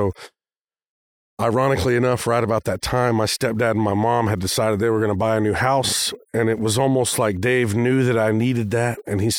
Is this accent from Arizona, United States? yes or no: yes; Arizona, United States; also born or lived in California; I remember growing up in Arizona, spending a couple years there and spending a couple years in California as a kid.